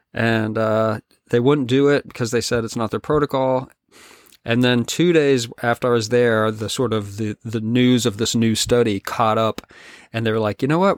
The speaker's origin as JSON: {"language": "English", "region": "Colorado", "country": "United States", "tie": "born or raised there", "also_born_or_lived": "California / Nashville, Tennessee", "moved": "yes", "lives_now": "British Columbia, Canada", "said": "I grew up in the West, in Colorado"}